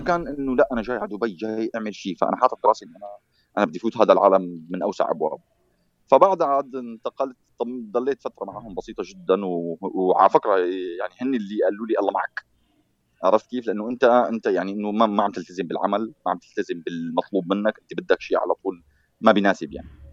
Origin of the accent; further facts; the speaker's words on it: Syria; moved away as an adult; انا يوم اللي طلعت من سوريا